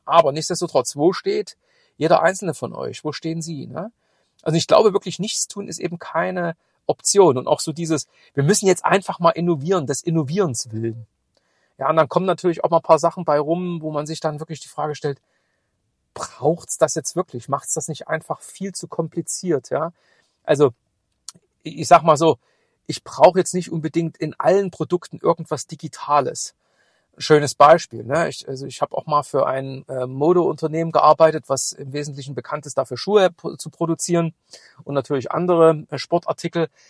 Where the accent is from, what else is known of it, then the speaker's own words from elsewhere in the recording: Chemnitz, Saxony, Germany; moved away; in meine alte Heimat fahren. Ich habe morgen einen Kundentermin in Chemnitz